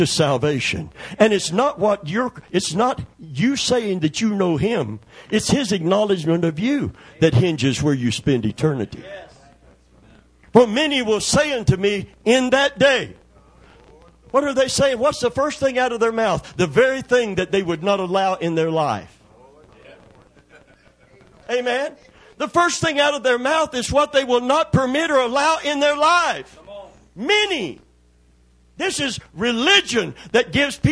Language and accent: English; Kentucky, United States; I'm from Kentucky